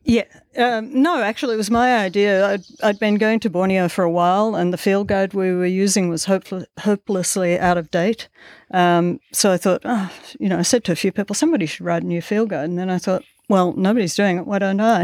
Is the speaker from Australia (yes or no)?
yes; Melbourne, Victoria, Australia; moved away; I grew up in the outer suburbs of Melbourne